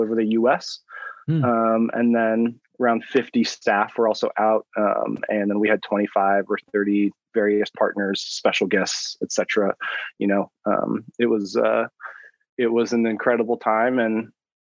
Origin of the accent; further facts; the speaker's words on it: Pacific Northwest, United States; I grew up in the Pacific Northwest